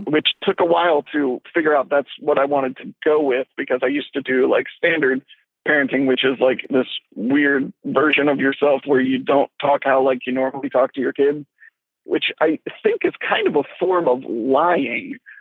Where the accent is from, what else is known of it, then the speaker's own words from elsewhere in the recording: Louisiana, United States; moved away; we're from Louisiana